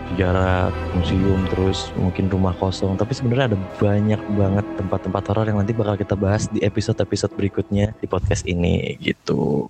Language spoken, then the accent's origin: Indonesian; Bekasi, West Java, Indonesia; gue dari Bekasi